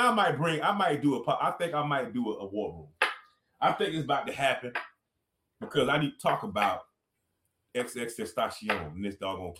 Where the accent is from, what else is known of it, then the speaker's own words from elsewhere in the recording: Miami, Florida, United States; I'm from Dade